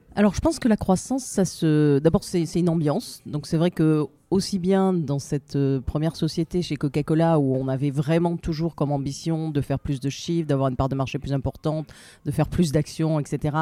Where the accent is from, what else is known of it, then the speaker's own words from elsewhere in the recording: Marseille, Provence-Alpes-Côte d'Azur, France; moved away as an adult; also born or lived in Paris; je suis marseillaise, je suis venue à Paris pour finir mes études.